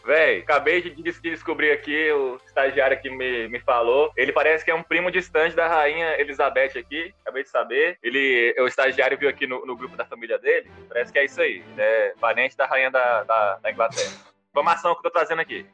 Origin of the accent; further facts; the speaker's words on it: Luziânia, Goiás, Brazil; eu sou goiano também. Sou do Goiás